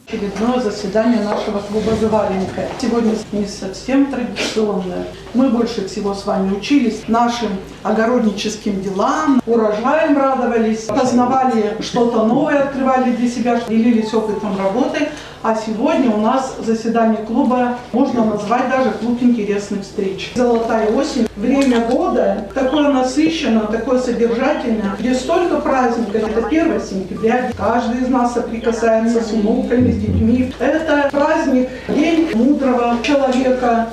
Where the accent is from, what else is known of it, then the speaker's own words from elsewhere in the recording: Udmurtia, Russia; наша Удмуртия